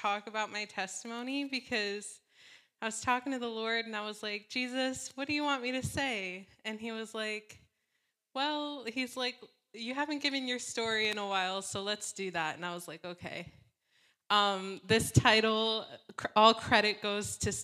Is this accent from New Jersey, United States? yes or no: yes; Vineland, New Jersey, United States; I was born in New Jersey in a small town called Vineland, the land of vines